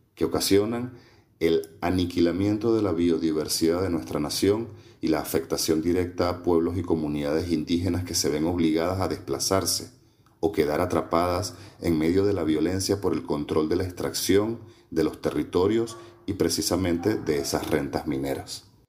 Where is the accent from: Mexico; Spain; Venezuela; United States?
Venezuela; nosotros mismos como venezolanos y como venezolanas